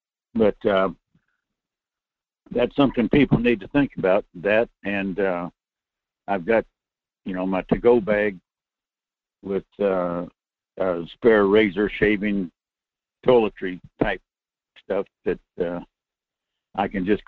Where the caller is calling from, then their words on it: Fairbanks, Alaska, United States; Good morning, Michael. This is … in North Coast Fairbanks area.